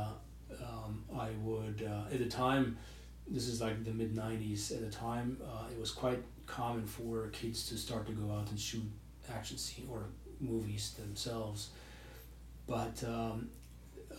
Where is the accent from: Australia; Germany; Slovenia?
Germany; moved away; I grew up in Europe for the most part, in Germany to be specific